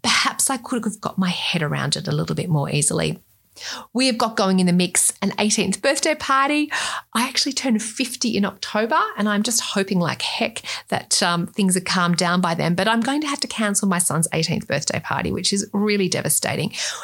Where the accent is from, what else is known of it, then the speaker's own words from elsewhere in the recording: Australia; accent: Australian; with my accent, you can tell I'm Australian